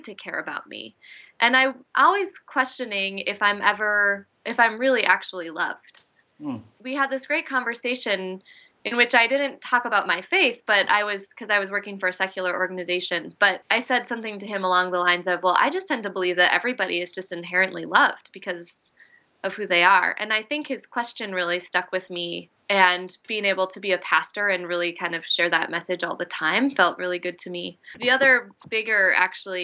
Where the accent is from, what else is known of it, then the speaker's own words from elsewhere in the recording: Lindstrom, Minnesota, United States; moved away as an adult; now in Portland, Maine, United States; I grew up in a small town, a small Swedish town called Lindstrom, just north of the Twin Cities